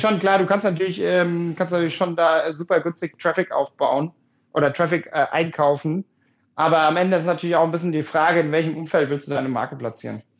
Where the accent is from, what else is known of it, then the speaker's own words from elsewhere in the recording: Germany; moved away; ich komme 3000 Einwohner Dorf